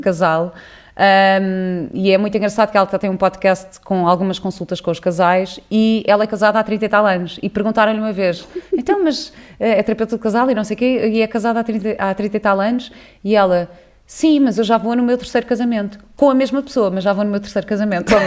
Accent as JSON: {"language": "Portuguese", "town": "Cascais", "region": "Lisbon", "country": "Portugal", "tie": "born or raised there", "said": "eu cresci em Cascais, mas numa casa onde chovia"}